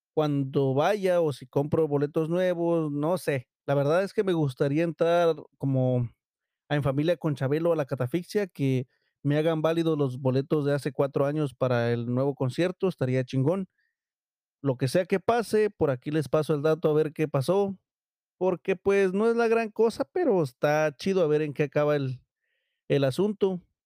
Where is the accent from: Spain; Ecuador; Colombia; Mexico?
Mexico; los mexicanos